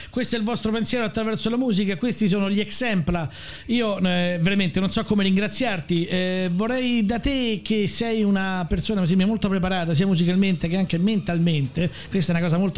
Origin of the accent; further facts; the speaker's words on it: Rome, Lazio, Italy; Cioè io da buon romano